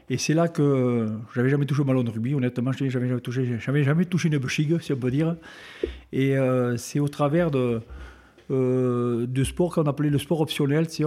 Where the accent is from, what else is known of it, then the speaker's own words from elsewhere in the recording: Betpouy, Occitania, France; also born or lived in Lourdes; pas né à Betpouy, je suis originaire de Betpouy, je ah. suis né à Lourdes.